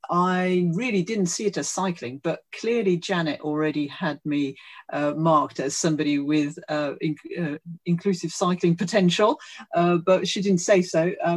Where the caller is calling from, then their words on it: Streatham, London, United Kingdom; I'm joining you from Leafy Streatham in South London.